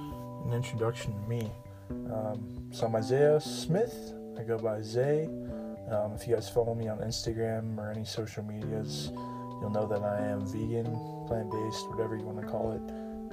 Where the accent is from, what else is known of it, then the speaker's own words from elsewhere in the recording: South Korea; English is a second language; As growing up in Korea and everything, I never was super active, I would say.